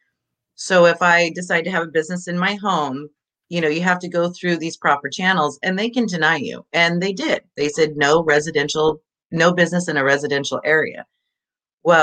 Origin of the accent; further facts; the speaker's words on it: Orland, California, United States; I am born and raised in a little tiny one Taco Bell town called Orland